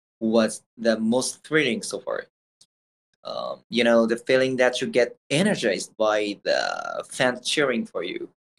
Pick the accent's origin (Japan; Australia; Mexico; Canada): Japan; English is a second language